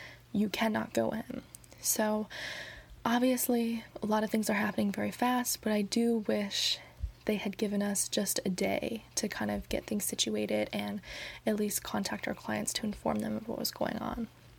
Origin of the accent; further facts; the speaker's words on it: New York City, New York, United States; I came home because I'm from New York City. And I came home before all of this started happening with coronavirus, before New York City really started taking hits.